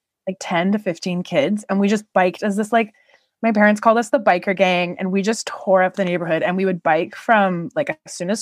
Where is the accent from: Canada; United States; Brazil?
Canada; I am Canadian.